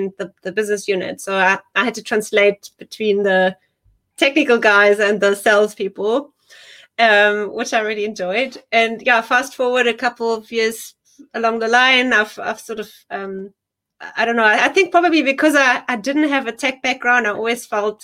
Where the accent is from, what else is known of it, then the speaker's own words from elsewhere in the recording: Germany; moved away as an adult; now in South Africa; So originally I'm actually from Germany. So I grew up there. And then in my early 20s, I moved to South Africa for an internship